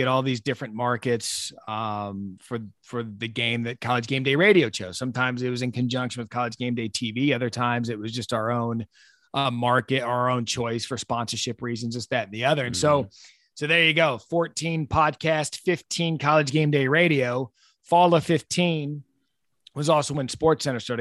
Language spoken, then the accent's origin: English; Scottsdale, Arizona, United States; growing up in Arizona and Scottsdale, Arizona.